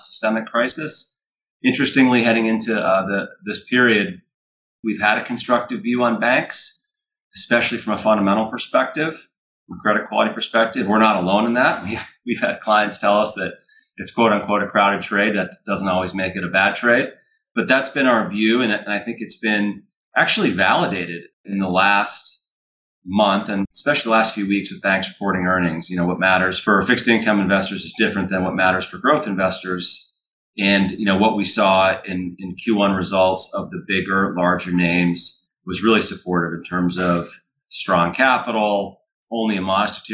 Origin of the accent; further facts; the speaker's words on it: Hingham, Massachusetts, United States; also born or lived in Winchester, Massachusetts; born and raised in the Boston area. I grew up in Hingham, Mass. On the South Shore